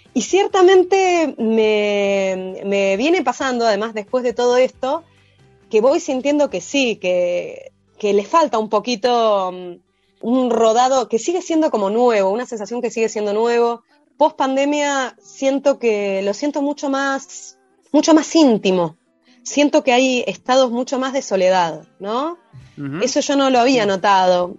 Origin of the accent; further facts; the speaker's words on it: Buenos Aires, Argentina; soy porteña